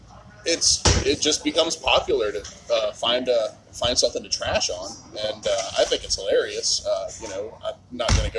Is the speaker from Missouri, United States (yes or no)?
no; Alabama, United States; moved away; growing up in Alabama